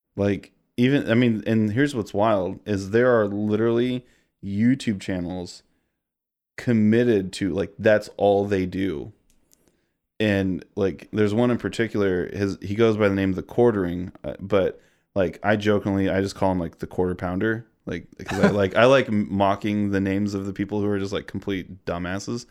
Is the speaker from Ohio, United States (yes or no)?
no; Missouri, United States; born and raised in Missouri, grew up here, lived here almost, actually, my entire life.